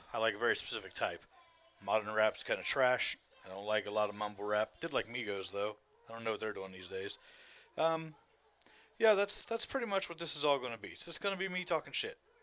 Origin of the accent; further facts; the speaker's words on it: Ohio, United States; also born or lived in West Virginia; I'm from fucking Ohio. I was born in West Virginia.